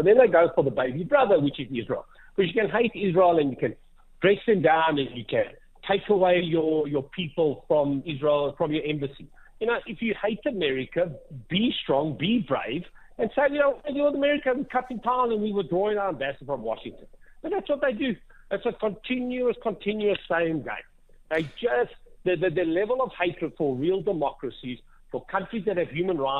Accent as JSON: {"language": "English", "country": "South Africa", "said": "we as South African people"}